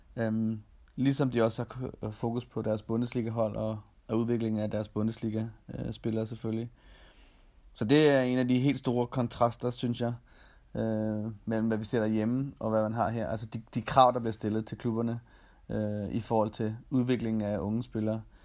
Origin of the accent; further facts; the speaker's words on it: Denmark; moved away as an adult; now in Austria; man har efterladt al familie og venner øh, hjemme i Danmark